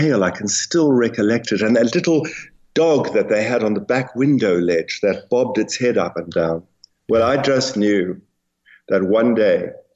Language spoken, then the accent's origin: English; South Africa; I'm South African